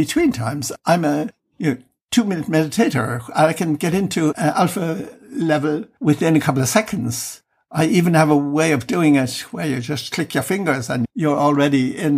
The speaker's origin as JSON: {"language": "English", "country": "Ireland", "moved": "yes", "lives_now": "Germany", "said": "living outside Ireland for years and years. I've mostly lived my life in Germany and inclined to forget that I'm Irish"}